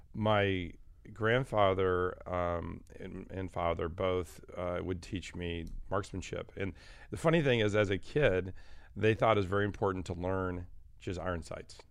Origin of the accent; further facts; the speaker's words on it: Michigan, United States; I was actually born and raised in Michigan.